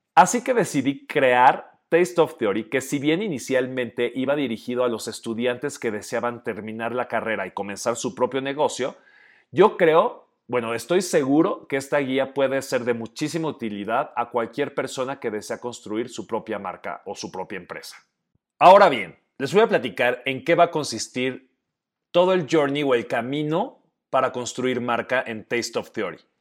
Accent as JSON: {"language": "Spanish", "region": "Oaxaca", "country": "Mexico", "also_born_or_lived": "Guadalajara", "said": "un oaxaqueño de 39 años"}